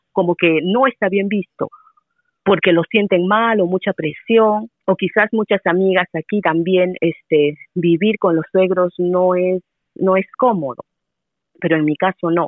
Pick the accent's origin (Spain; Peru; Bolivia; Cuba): Peru; moved away as an adult; now in Taichung, Taiwan; soy de Perú